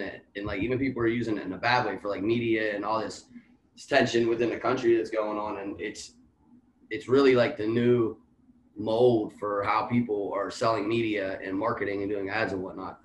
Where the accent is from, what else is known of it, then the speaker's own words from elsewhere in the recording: Washington, Pennsylvania, United States; now in Pittsburgh, United States; I'm from Washington, PA, Eighth Ward. Grew up there till maybe like mid 20s and then I moved to Pittsburgh, and here we sit